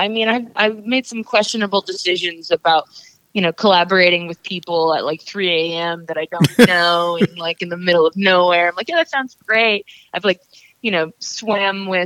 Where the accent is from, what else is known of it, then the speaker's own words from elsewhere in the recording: Atlanta, Georgia, United States; I was born in Atlanta, and I've lived here for most of my life